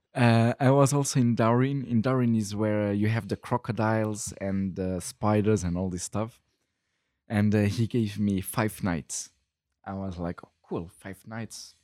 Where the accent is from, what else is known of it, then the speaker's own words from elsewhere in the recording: Luxembourg; moved away as an adult; also born or lived in Brussels, Belgium; I was born in Luxembourg um, in uh, 1990, 31 years ago, and then with um, 18 I went to study in Brussels